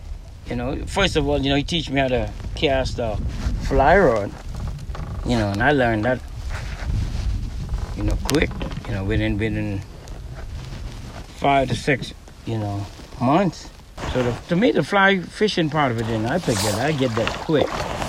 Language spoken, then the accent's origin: English; McLeanstown, Grand Bahama, Bahamas; In McLeanstown. It's from Eastern Lodge.